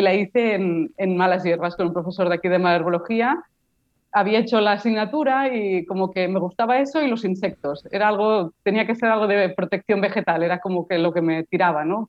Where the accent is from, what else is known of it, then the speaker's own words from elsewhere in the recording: Barcelona, Catalonia, Spain; Yo soy de Barcelona